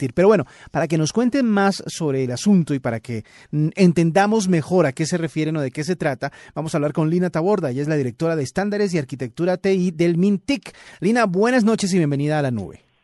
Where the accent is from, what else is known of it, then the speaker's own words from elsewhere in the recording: Colombia; colombiana como Sofía Vergara en nuestro país